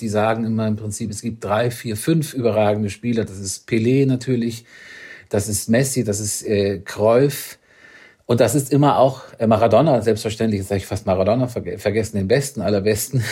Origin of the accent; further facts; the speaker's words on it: Northern Germany, Germany; Ich komme ja aus dem Norden